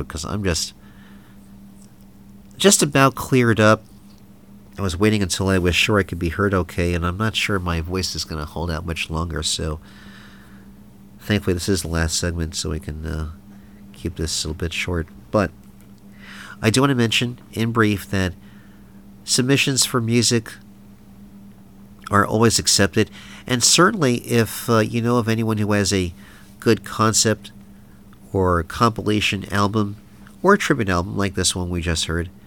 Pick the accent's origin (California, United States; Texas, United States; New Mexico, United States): Texas, United States; also born or lived in Louisiana; I'm from Texas, where the liquor laws are 21, as opposed to 18 in Louisiana, just across the border